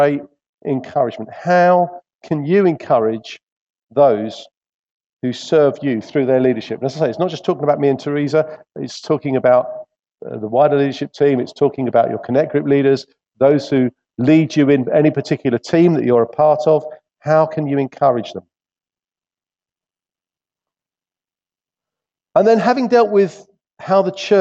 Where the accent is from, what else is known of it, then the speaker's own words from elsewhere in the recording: England, United Kingdom; being English